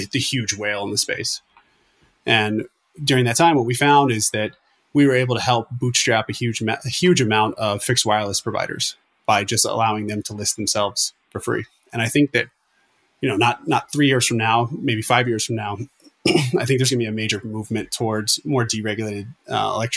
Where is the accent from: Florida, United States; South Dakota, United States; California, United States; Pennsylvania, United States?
Florida, United States; I'm from Florida